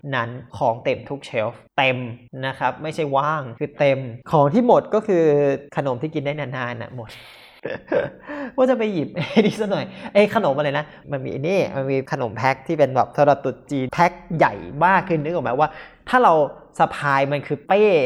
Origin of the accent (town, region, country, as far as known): Thailand; now in Xiamen, China